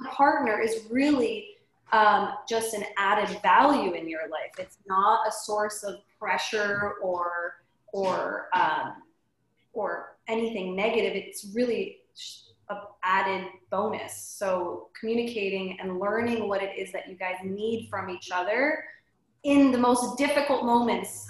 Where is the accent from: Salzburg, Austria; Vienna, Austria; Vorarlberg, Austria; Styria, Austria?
Salzburg, Austria; now in San Diego, United States; I am from Austria, from Salzburg, where Sound of Music was filmed, and I now live in San Diego